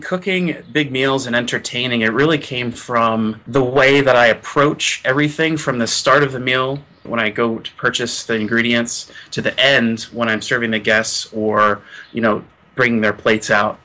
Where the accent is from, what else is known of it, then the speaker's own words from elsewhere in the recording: Gettysburg, Pennsylvania, United States; I'm from Gettysburg, Pennsylvania